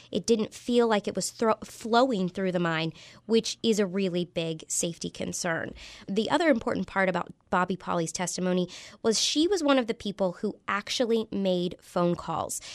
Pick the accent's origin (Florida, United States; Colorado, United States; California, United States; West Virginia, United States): West Virginia, United States; Clarksburg; I'm from Clarksburg and North Central West Virginia.